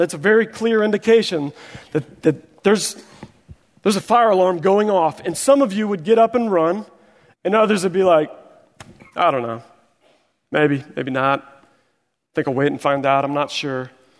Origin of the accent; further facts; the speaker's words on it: Missouri, United States; I am from Missouri, the show me state. I see another Missouri brother there shaking his hand.